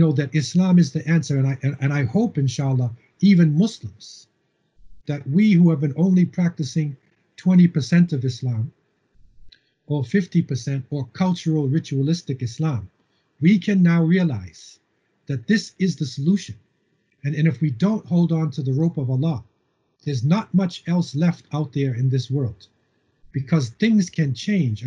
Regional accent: Cambridge, Massachusetts, United States; moved away as an adult; also born or lived in Boston, United States / Medina, Saudi Arabia; now in Canada; I was born in Boston and Cambridge, and I lived in a housing project in between MIT, Massachusetts Institute of Technology, and Harvard University. Okay, so I grew up

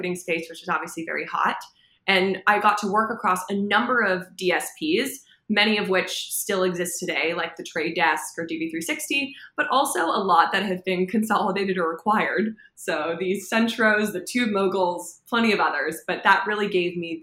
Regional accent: Los Angeles, California, United States; born and raised in Los Angeles

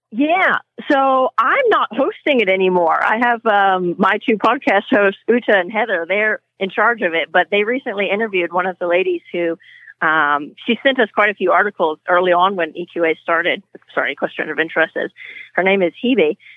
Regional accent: California, United States; moved away as an adult; also born or lived in Europe; I grew up in California riding horses

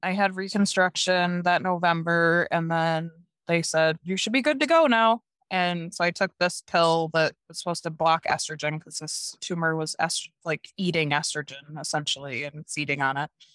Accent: Norwich, New York, United States; moved away as an adult; also born or lived in Prescott, Arizona; now in Jackson, United States; I grew up in upstate New York in this little town called Norwich.

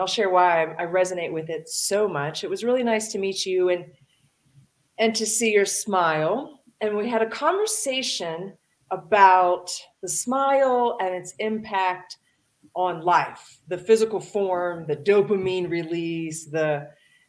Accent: Dayton, Ohio, United States; I grew up in Dayton, Ohio, and I grew up with a single mom

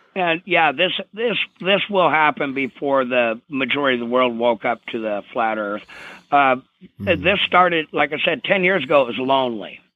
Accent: Vancouver, Washington, United States; grew up in Clark County, Washington, in Vancouver, uh, across the uh, bridge from Portland, Oregon

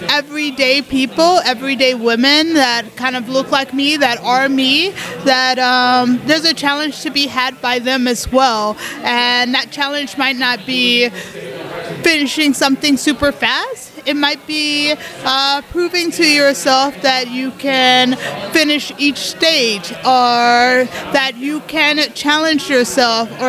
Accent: Colorado, United States; and I'm from Colorado um, in the US.

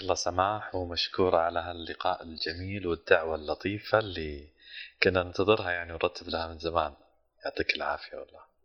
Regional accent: Saudi Arabia; من السعوديه

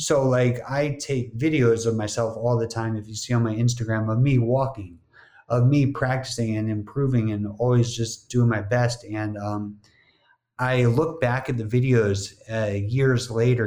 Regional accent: New Jersey, United States; moved away as an adult; also born or lived in Miami; growing up in New Jersey, not having to deal with the same kind of humidity as a Miami summer

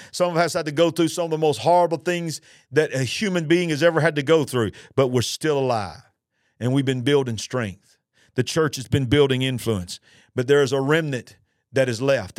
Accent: United States; our nation, the nation of the United States of America

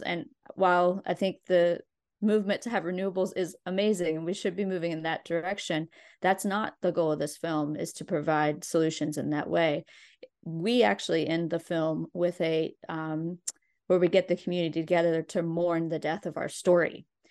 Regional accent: Logan, West Virginia, United States; also born or lived in Abingdon, Virginia / Charleston, West Virginia / Nicholas County, West Virginia; I was born in Abingdon, Virginia, and grew up in, um, m, mostly Logan and near Charleston, West Virginia

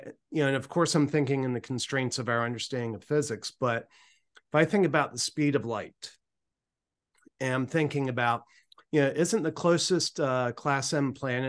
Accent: Maryland, United States; I grew up on the Eastern Shore of Maryland, and I grew up right on the Choptank River, which is, you know, a tributary of the Chesapeake Bay.

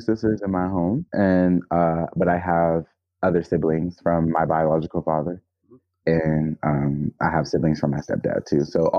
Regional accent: Jackson, Georgia, United States; also born or lived in Gwinnett; I technically grew up as a child in Atlanta, Georgia. Well, not Atlanta, Georgia, but Georgia. It was a little town called Jackson, Georgia.

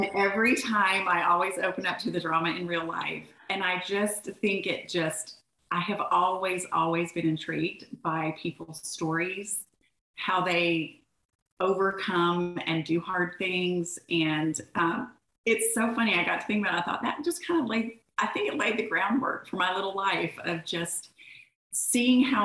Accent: Orlando, Florida, United States; moved away as an adult; now in Birmingham, United States; I grew up in Orlando

